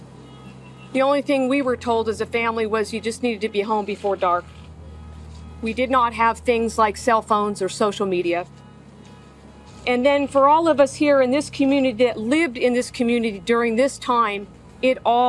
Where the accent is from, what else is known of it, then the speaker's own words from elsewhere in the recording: Sacramento, California, United States; I grew up in the East Area of Sacramento